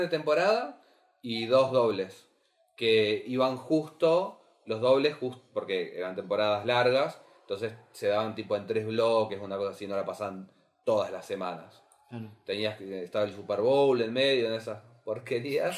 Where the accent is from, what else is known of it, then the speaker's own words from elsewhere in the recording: Carmen de Patagones, Buenos Aires Province, Argentina; yo soy de Carmen Patagones